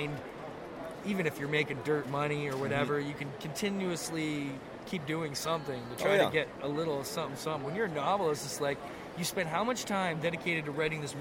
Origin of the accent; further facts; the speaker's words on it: Canada; we're Canadian